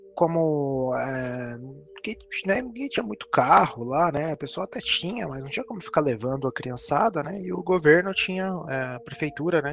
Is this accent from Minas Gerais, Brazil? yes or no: no; São Paulo, Brazil; Eu que sou de São Paulo, vivi minha vida inteira em São Paulo